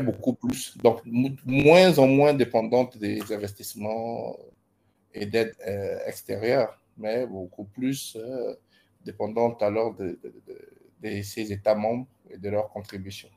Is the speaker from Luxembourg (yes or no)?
no; Gabon; moved away as an adult; now in Ibadan, Nigeria; Je suis gabonais et actuellement, euh, disons que j'ai passé toute, ma, toute mon enfance au Gabon